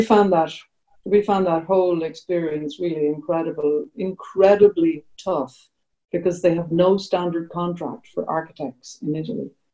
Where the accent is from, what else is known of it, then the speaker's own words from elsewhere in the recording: Ireland; we're Irish